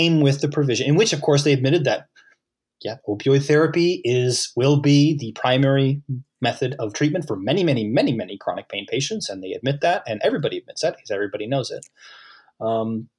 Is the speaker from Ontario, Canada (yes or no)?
no; Halifax, Nova Scotia, Canada; I'm in Halifax. I'm from Halifax